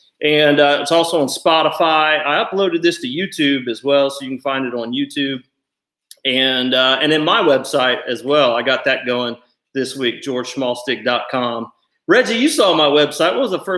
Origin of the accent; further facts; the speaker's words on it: Ohio, United States; I can relate growing up in Ohio and family from Kentucky